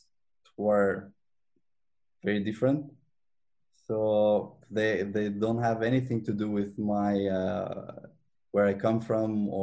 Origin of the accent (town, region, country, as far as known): Albania; now in Montreal, Canada